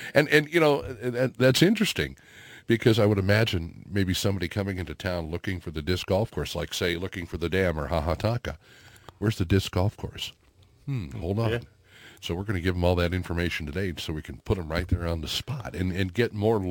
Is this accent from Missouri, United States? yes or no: yes; Hazelwood, Missouri, United States; where I grew up out in Hazelwood, Missouri.